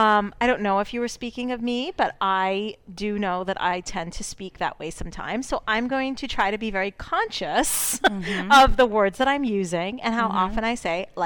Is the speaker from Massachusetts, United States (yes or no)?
yes; Fall River, Massachusetts, United States; I could really, really talk, you know, like I'm from Fall River.